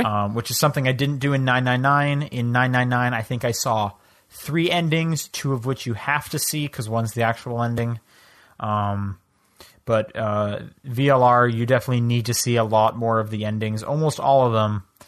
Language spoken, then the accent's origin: English; Canada; now in United States; I'm from Canada.